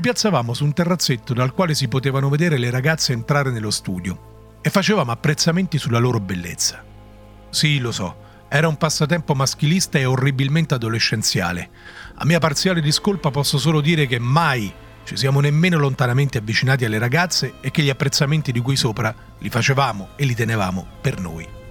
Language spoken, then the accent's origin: Italian; area near Rome, Lazio, Italy; Per chi non è delle mie parti fare sega significa marinare la scuola